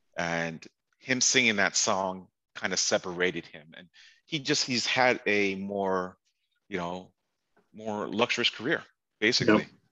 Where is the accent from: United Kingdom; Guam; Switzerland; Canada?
Canada; Toronto, Ontario; moved away as an adult; also born or lived in Chicago / Washington, District of Columbia, United States; I grew up in Toronto all my life